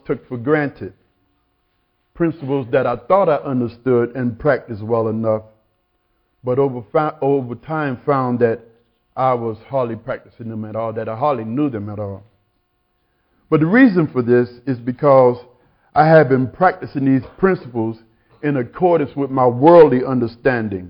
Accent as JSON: {"language": "English", "region": "South Carolina", "country": "United States", "tie": "born or raised there", "said": "I grew up in South Carolina in one of those wooden one-room churches"}